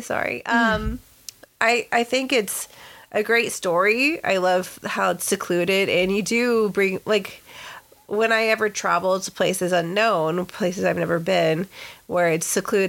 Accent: Texas, United States; now in California, United States; the sticks of Texas, when, mm-hmm. you know, back in my home state

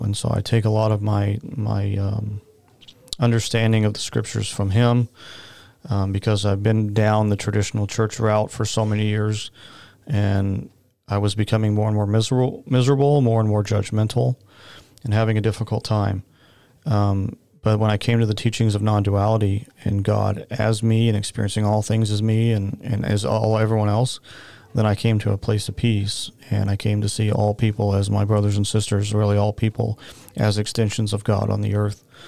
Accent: Oklahoma, United States; I grew up in the Baptist Church in Oklahoma

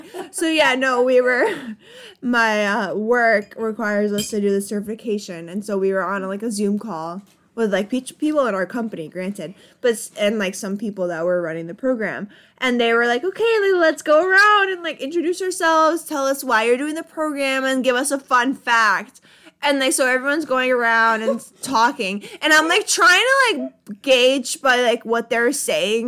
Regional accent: Poland; moved away; I was born in Poland

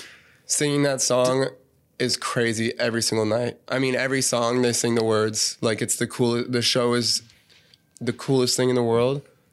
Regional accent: Cincinnati, Ohio, United States; born or raised there

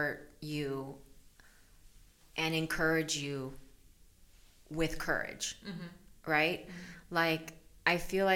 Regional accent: El Salvador; now in United States; I was born in El Salvador. And so my parents are immigrants as well.

